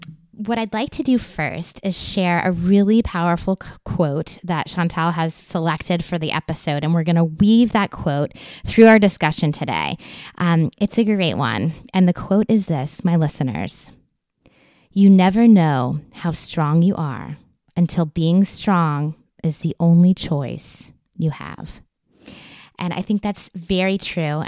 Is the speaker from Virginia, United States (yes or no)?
yes; Virginia Beach, Virginia, United States; my hometown of Virginia Beach, Virginia